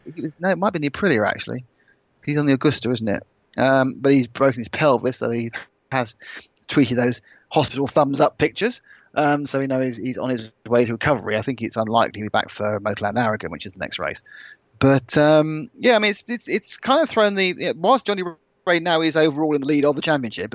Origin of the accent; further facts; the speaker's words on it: United Kingdom; I'm British